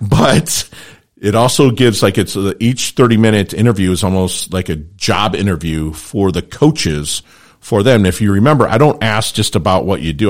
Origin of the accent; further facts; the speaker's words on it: Detroit, Michigan, United States; also born or lived in Philippines; now in South Florida, United States; I grew up in Detroit